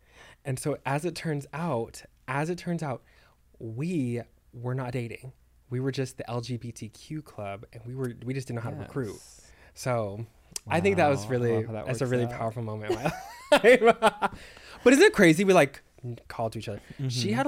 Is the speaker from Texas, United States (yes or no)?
yes; Texas, United States; I'm from Texas.